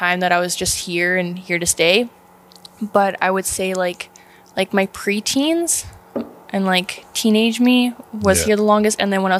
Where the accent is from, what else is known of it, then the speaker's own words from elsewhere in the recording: Dominion, Nova Scotia, Canada; moved away; also born or lived in Alberta; Yeah, I was born in Nova Scotia, Cape Breton, a little town called Dominion. I grew up there for a little bit, and then we ended up moving to Alberta because it's poverty out there.